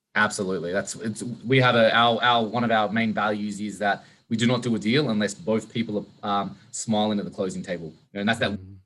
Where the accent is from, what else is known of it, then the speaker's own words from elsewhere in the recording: Sydney, New South Wales, Australia; moved away; I'm from Australia originally, so in Sydney